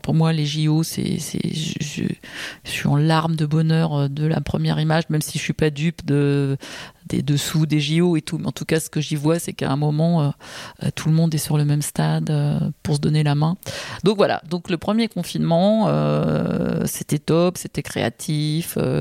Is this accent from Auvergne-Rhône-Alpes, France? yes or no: no; Paris, Île-de-France, France; je suis née à Paris, je vis à Paris, je suis une inconditionnelle de cette ville